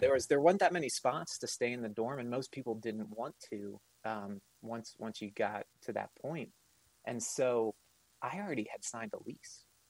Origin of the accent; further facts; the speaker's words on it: Pittsburgh, Pennsylvania, United States; now in South Bend, United States; I grew up in Pittsburgh. I'm the youngest of two.